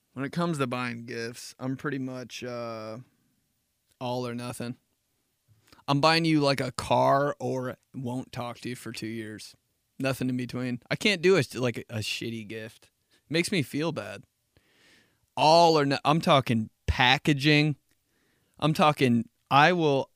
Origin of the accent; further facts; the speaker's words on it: Midwest, United States; I'm from the Midwest